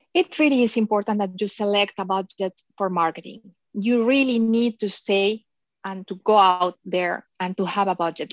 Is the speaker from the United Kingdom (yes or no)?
no; Mexico; moved away as an adult; also born or lived in Philippines; now in Miami, United States; I am originally from Mexico.